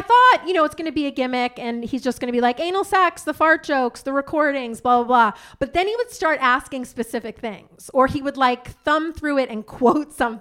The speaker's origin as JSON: {"language": "English", "area": "Long Island", "region": "New York", "country": "United States", "tie": "born or raised there", "said": "I grew up on Long Island"}